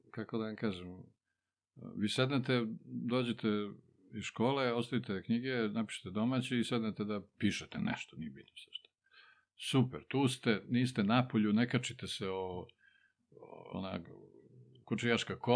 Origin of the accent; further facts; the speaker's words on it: Čačak, Moravica District, Serbia; also born or lived in Titograd, Montenegro; sam u Čačku, tu su me doveli bez pitanja kad si imao pola godine.